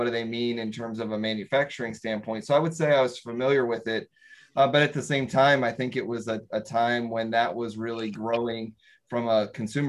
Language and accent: English; North Carolina, United States; Growing up in North Carolina, certainly there's a lot more textile